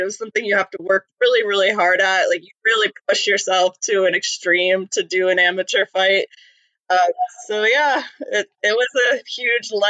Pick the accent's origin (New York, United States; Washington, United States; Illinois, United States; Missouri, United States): New York, United States; also born or lived in Maine; So I was born in born in Maine, um, moved to New York with my family, where my mom's uh, family mostly lives. Um, in upstate New York, very snowy New York, country New York, not New York City like at all.